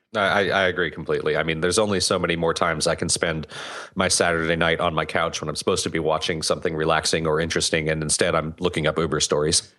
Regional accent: United States; I'm German-American. I was born here. I'm not, I'm not from Germany.

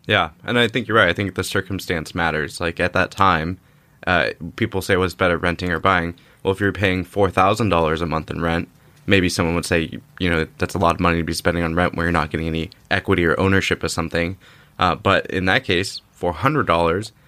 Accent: Orange County, California, United States; I grew up in Orange County area

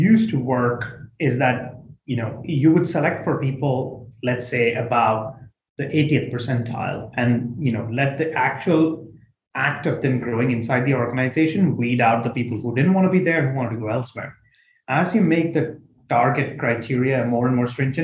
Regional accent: India; moved away; I come from India, where at the end of your high school, it's basically about as rat racy as it gets

